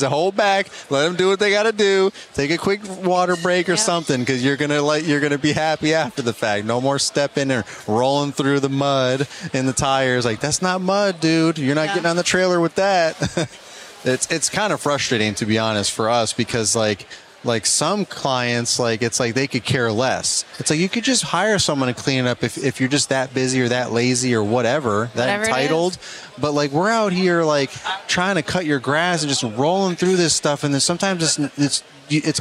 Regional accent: New York, United States; I'm from New York

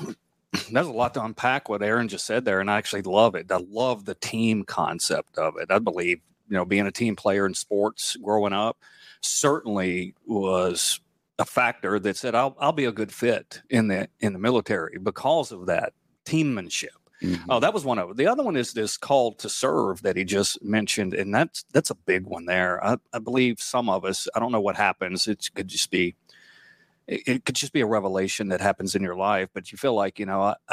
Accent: United States; But I was just grateful for being an American. I was grateful to grow up in a land of liberty, and I wanted to eventually give back.

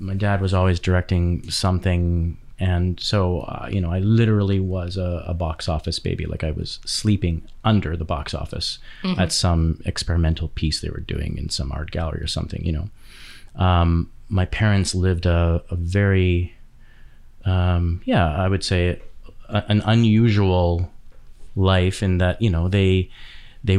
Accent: West Vancouver, British Columbia, Canada; born or raised there; also born or lived in Edmonton, Alberta

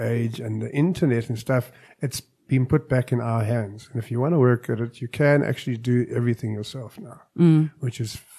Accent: Johannesburg, Gauteng, South Africa; also born or lived in Cape Town; Yeah, my hometown.

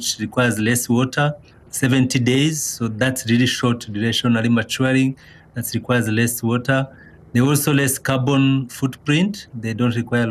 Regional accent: Rwanda; I'm from Rwanda originally

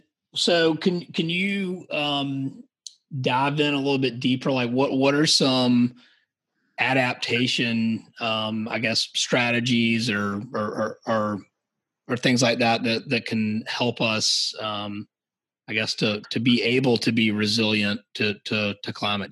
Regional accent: Savannah, Georgia, United States; now in Charleston, United States; So I'm from Savannah. So Albert and I are have that in common. And now I'm in his neck of the woods up in Charleston.

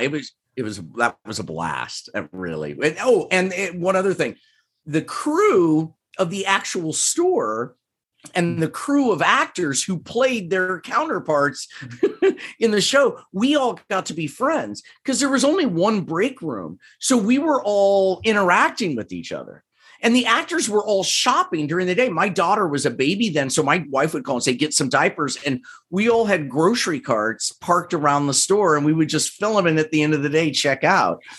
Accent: Overland Park, Kansas, United States; moved away as an adult; also born or lived in Evanston, Illinois / Chicago, Illinois; now in Los Angeles, United States; I grew up in Kansas, grew up in Overland Park, Kansas, which is a suburb of Kansas City

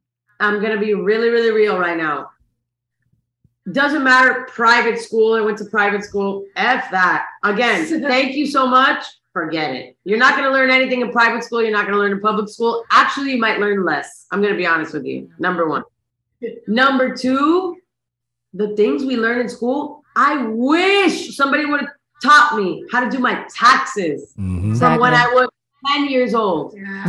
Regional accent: United States; born there; even though I was born in the United States, I still got that immigrant blood.

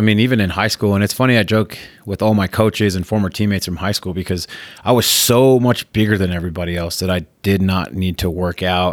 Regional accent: Spanish Fork, Utah, United States; also born or lived in San Francisco, California; We moved around the state, but I, we settled down in Spanish Fork. So I grew up there, went to high school there.

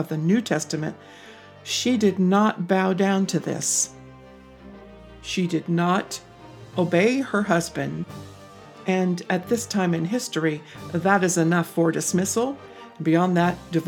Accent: United States; as an American woman

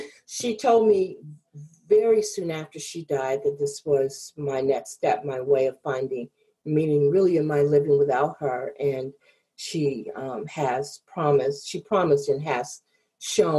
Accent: Chicago, Illinois, United States; I grew up in the Chicago area

